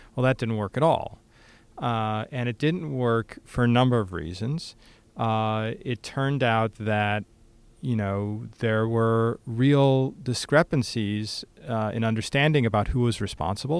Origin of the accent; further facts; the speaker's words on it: United States; my day to day existence as American